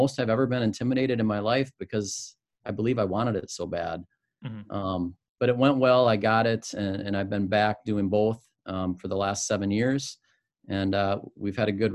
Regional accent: Spring Lake Park, Minnesota, United States; also born or lived in Winona, Minnesota; I grew up in the cities, Spring Lake Park

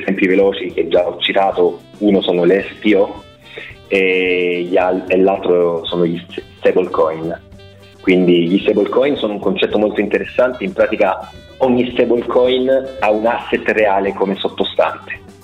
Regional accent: Rome, Lazio, Italy; moved away as an adult; now in Switzerland; io in verità attualmente mi trovo in Svizzera, però sì, sono romano.

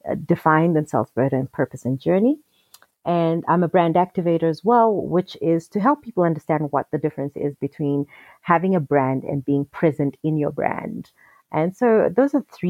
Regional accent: Zambia; I am South African because my father is South African, but I grew up in Zambia. My mother is Zambian

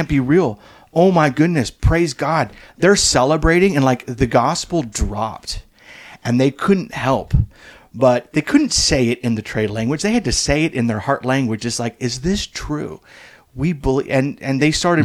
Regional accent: United States; I grew up in America

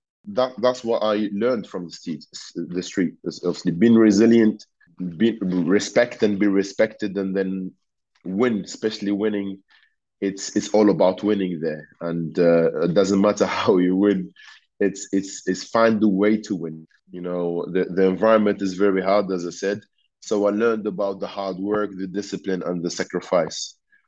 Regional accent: Tunisia; English is a second language; now in England, United Kingdom; So I came from Tunisia in July or June. In Tunisia, it was like 45 degrees and it was rainy, dark, in Bolton.

